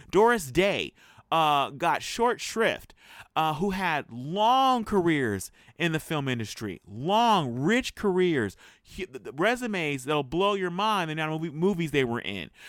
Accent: United States; as an American filmmaker

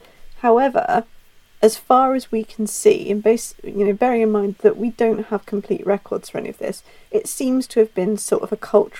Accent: Ireland; I'm Irish

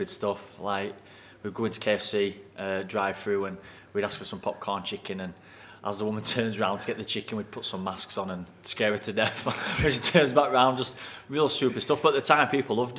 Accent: Pontefract, Yorkshire and the Humber, United Kingdom; it's my hometown

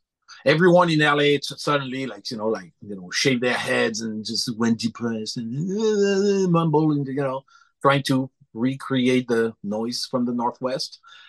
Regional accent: Clermont-Ferrand, Auvergne-Rhône-Alpes, France; English is a second language; moved away as an adult; now in Los Angeles, United States; I was born in Clermont-Ferrand, which is in the Auvergne region in central France, in the Massif Central, about halfway between Paris and Marseille.

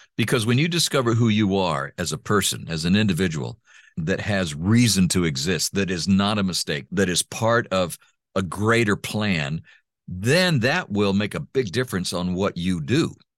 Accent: Honduras; first language Spanish; English is a second language; moved away; also born or lived in Texas; my parents adopted me, took me home, uh, and to Honduras, and I started growing up in Honduras.

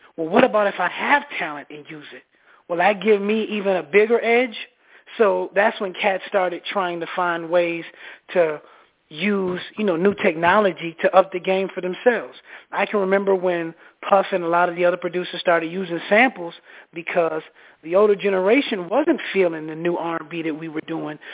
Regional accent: Minneapolis, Minnesota, United States; now in Atlanta, United States; I'm from Minneapolis

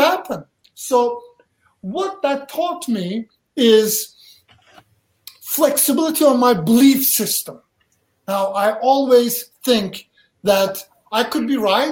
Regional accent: Turkey; English is a second language; also born or lived in Charlotte, North Carolina, United States; now in United States; I grew up in Turkey, subject to mental abuse, physical abuse, all kinds of stuff. I could not wait till I run away. I run away, I came to America

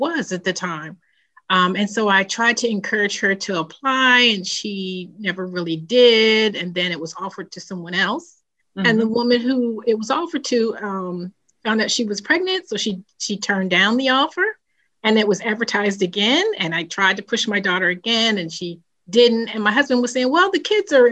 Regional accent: New Jersey, United States; now in Maryland, United States; I'm originally from New Jersey.

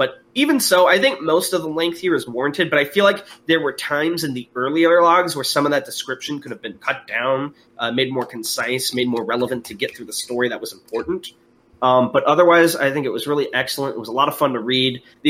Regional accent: Houston, Texas, United States; accent: Houston; part of it, I think, is because of my hilarious Houston accent, but I really like the Houston one as well.

